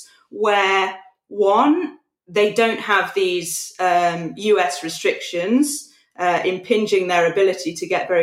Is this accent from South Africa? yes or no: no; United Kingdom; As a Brit